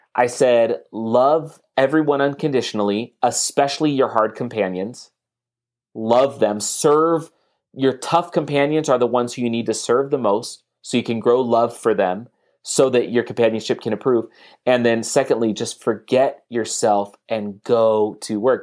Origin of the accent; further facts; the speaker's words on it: San Leandro, California, United States; moved away; also born or lived in Salt Lake City, Utah; we were from the same area in California, like the San Leandro area